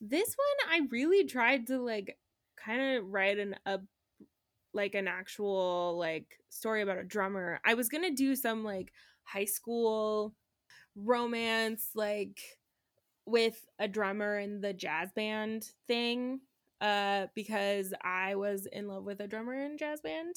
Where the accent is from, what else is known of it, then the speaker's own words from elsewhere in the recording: Reno, Nevada, United States; moved away; where I grew up in Reno, we have, um, this week long festival called Hot August Nights.